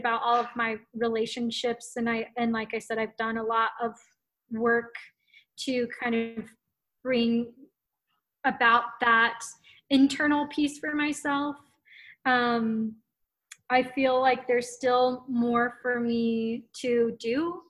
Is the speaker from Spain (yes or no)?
no; Yokota, Tokyo, Japan; especially growing up in Yokota, like your friends became your family.